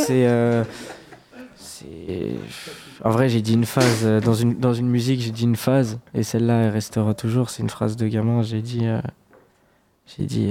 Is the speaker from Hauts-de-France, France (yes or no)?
no; Fontenay-le-Comte, Pays de la Loire, France; je suis de Fontenay-le-Comte en Vendée